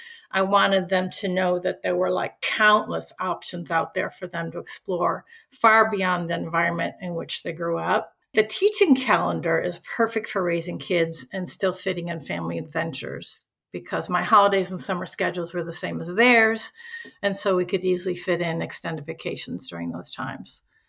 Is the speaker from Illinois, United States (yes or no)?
yes; Chicago, Illinois, United States; I grew up in Chicago as one of eight kids